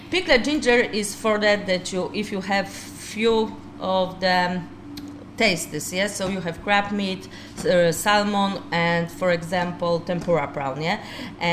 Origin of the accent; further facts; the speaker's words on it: Poland; English is a second language; moved away as an adult; also born or lived in Limerick, Ireland; now in Newcastle West, Ireland; we are from Poland